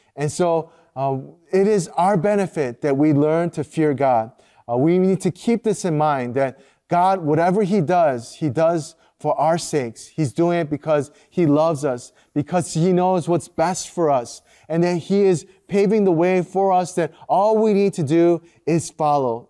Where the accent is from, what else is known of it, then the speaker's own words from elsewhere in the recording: United States; first language Korean; growing up as a second generation Korean American